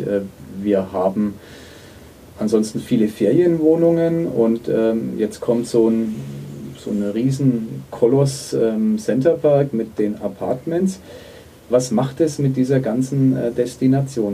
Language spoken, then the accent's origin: German; Nuremberg, Bavaria, Germany; als Nürnberger